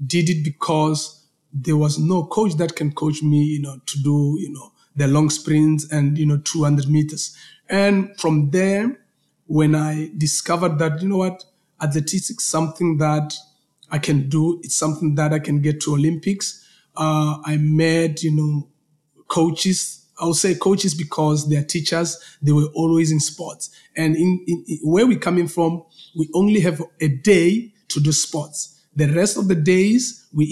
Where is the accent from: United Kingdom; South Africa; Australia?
South Africa; Polokwane, Limpopo; I'm coming from a small, you know, town called Polokwane